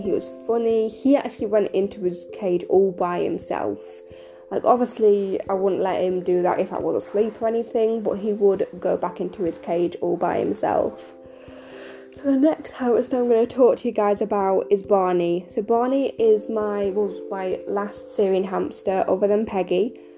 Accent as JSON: {"language": "English", "country": "United Kingdom", "said": "I am 25, and I'm from the United Kingdom."}